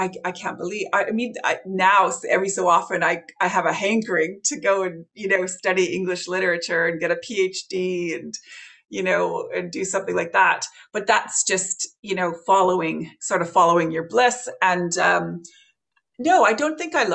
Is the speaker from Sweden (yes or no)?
no; Canada; moved away as an adult; now in Ireland; as you can hear from my accent, I'm not Irish, I'm Canadian